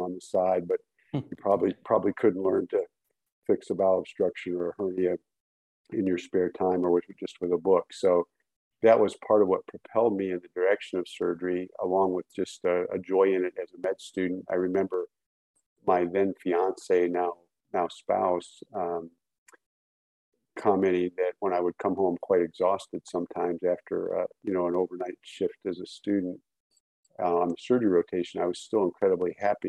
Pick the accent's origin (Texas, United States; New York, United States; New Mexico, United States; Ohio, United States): Ohio, United States; Cleveland; I grew up, most of my childhood was actually near Cleveland